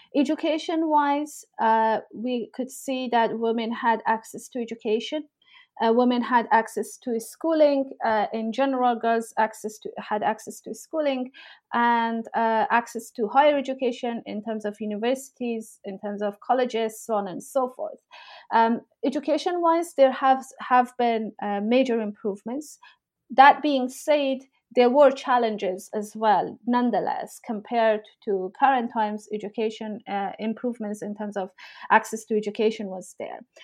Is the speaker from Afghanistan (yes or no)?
yes; Herat, Afghanistan; also born or lived in Kabul / Pakistan / Toronto, Canada / Oxford, England; now in Exeter, United Kingdom; I am from Afghanistan. I grew up in Herat, uh, a city in northwestern parts of the country, and I've lived most of my life uh, in Herat and Kabul.